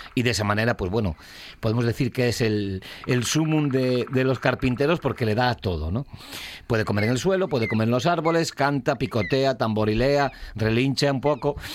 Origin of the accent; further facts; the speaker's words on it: Asturias, Spain; estamos en Asturias